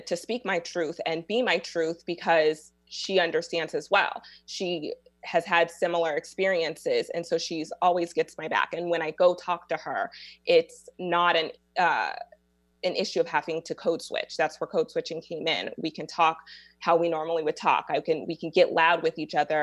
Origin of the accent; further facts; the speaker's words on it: Seattle, Washington, United States; I was born right here in Seattle, Washington